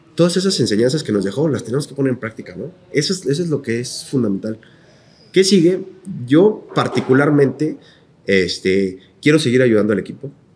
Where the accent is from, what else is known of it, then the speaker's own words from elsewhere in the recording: Querétaro, Mexico; nosotros somos queretanos y esto es una ciudad